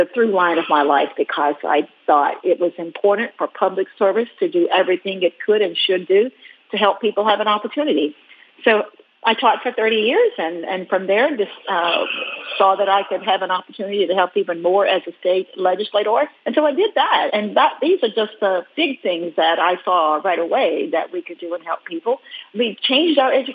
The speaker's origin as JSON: {"language": "English", "town": "Willisville", "region": "Arkansas", "country": "United States", "tie": "born or raised there", "said": "I grew up in Arkansas, but I grew up in a tiny little town in Arkansas, Willisville, 152 people"}